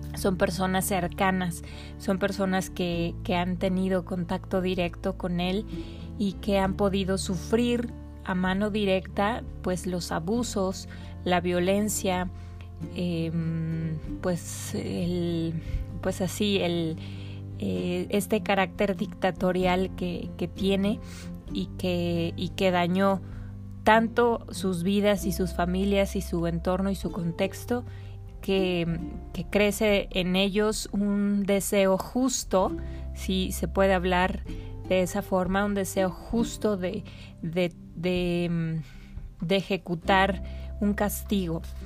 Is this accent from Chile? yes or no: no; Mexico